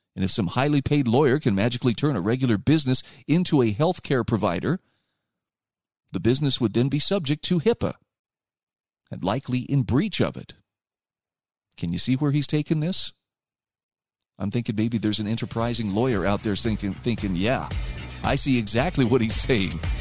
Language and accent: English; Utah, United States; my home state of Utah